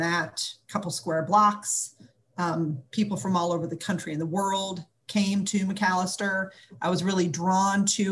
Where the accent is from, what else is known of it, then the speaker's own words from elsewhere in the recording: Arden Hills, Minnesota, United States; moved away as an adult; now in Memphis, United States; I grew up just outside of St. Paul, Minnesota, in Arden Hills, Minnesota